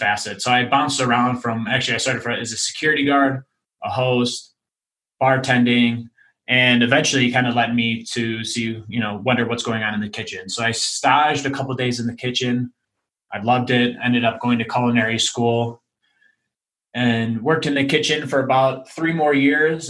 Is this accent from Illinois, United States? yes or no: yes; Chicago, Illinois, United States; moved away as an adult; now in Denver, United States; I'm originally from Chicago, but moved here 2 years ago.